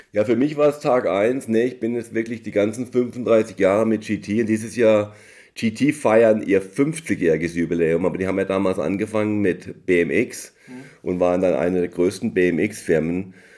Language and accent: German; Emmendingen near Freiburg, Baden-Württemberg, Germany; moved away as an adult; now in United States; Ich bin ja in Deutschland aufgewachsen, in Emding bei Freiburg